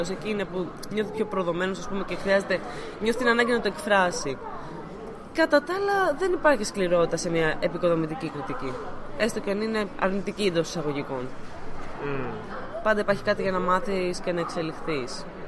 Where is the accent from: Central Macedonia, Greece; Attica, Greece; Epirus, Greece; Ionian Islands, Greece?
Attica, Greece; Athens; Εγώ προσωπικά είμαι από Αθήνα